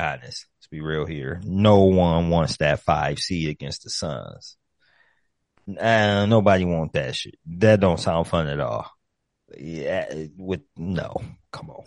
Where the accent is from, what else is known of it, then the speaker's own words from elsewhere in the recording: Ohio, United States; I'm from Ohio